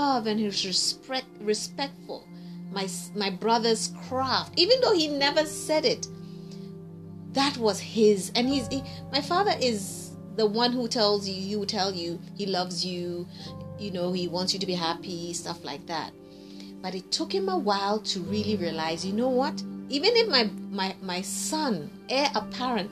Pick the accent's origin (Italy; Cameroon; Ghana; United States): Ghana; everybody growing up in Ghana knew my dad